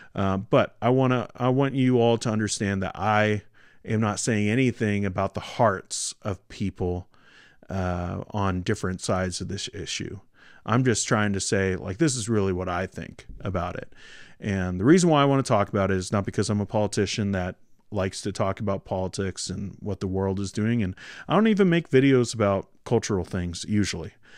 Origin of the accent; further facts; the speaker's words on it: Washington, United States; moved away as an adult; now in Canada; she's from Washington, and that's where I'm from, too. Um, but, uh, that's, that's where I grew up